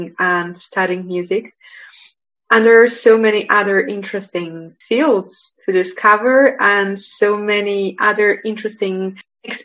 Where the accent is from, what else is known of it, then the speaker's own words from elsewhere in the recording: Poland; also born or lived in Manchester, United Kingdom / Geneva, Switzerland; I was born here in Poland and I spent most of my study time here before I went to the university in Manchester and then to Geneva